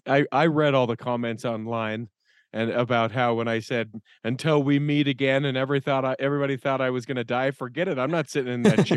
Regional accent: Taylorsville, Utah, United States; I'm from Taylorsville. Good to see you from the other side of the room.

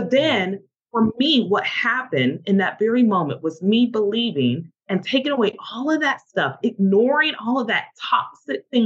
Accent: the South, United States; I'm from the South

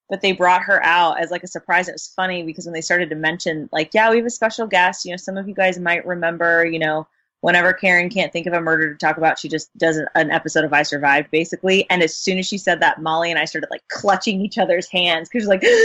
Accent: Houston, Texas, United States; I'm from Houston, okay? Like, we, it's not really a thing.

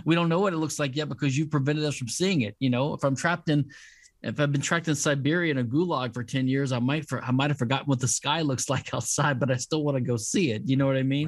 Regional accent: Louisiana, United States; I'm from Louisiana, which is a civil law state

